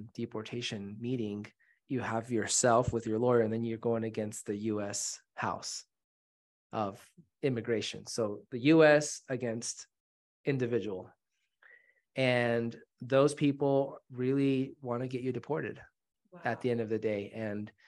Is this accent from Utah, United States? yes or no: yes; Brigham City, Utah, United States; also born or lived in Mexico City, Mexico; Grew up in Mexico City, was born there at the age of 6. My mom remarried and we went from the metropolis of Mexico City to the metropolis of Brigham City, Utah. Super small town in Utah. And that is where I grew up